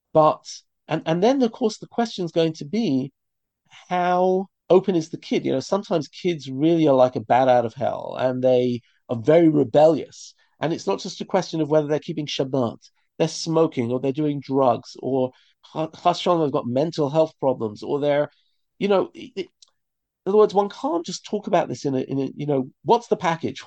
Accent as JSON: {"language": "English", "region": "London", "country": "United Kingdom", "tie": "born or raised there", "moved": "as an adult", "lives_now": "Israel", "said": "I grew up in London in a religious community"}